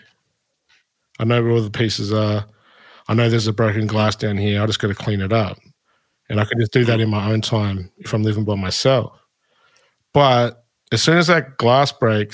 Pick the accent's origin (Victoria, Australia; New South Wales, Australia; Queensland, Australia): Victoria, Australia; Shepparton; when I was a kid growing up in Shepparton